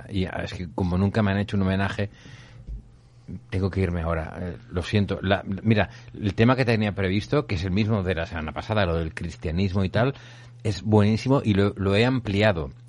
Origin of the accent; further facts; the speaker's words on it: Castile and León, Spain; sortia del meu poble, que està a Segovia, i sortia perquè he passat el cap de setmana allà